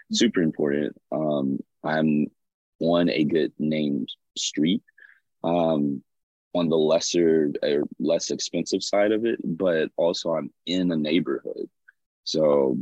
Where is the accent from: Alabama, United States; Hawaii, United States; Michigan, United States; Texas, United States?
Alabama, United States; Birmingham; moved away as an adult; also born or lived in Tuscaloosa, Alabama / Montgomery, Alabama; now in Los Angeles, United States; I lived in Birmingham, Alabama, which is where I was born and raised.